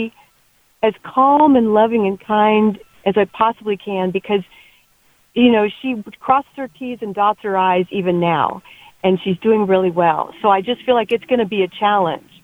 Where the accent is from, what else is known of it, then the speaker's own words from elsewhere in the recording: Billings, Montana, United States; I was born in Billings